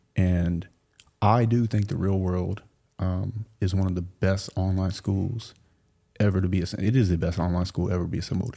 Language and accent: English; South Louisiana, United States; I grew up in South Louisiana